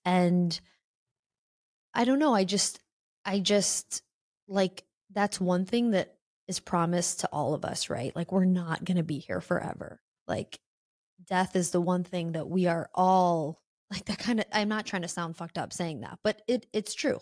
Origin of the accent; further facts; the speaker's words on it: Illinois, United States; moved away as an adult; I'm from Illinois, um, I, I got out right after high school, like, my hometown isn't something I love